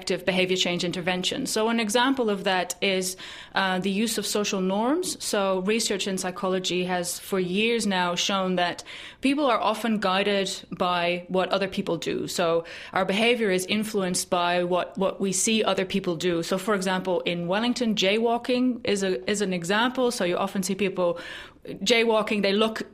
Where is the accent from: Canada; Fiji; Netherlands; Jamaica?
Netherlands; moved away; my home country in the Netherlands